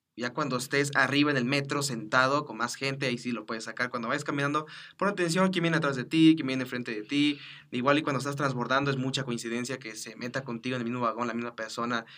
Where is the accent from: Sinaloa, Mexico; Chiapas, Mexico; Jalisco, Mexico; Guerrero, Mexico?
Chiapas, Mexico; now in Mexico City, Mexico; yo soy de Chiapas y cuando vine aquí